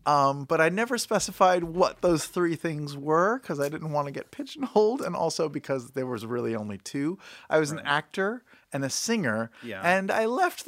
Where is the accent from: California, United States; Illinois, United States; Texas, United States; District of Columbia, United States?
District of Columbia, United States; Washington; moved away; also born or lived in Virginia; I'm originally from the D.C. area.